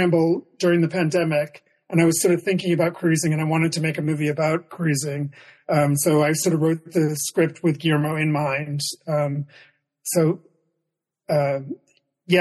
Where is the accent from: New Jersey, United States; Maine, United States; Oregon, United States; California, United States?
Maine, United States; now in New York City, United States; I grew up in Maine